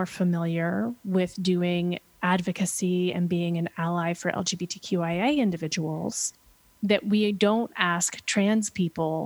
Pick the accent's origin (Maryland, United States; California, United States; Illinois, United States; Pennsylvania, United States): Pennsylvania, United States; now in Portland, United States; I grew up in Pennsylvania